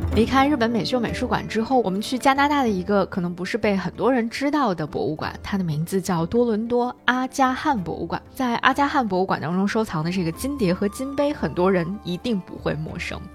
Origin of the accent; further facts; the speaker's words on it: China; 我们中国人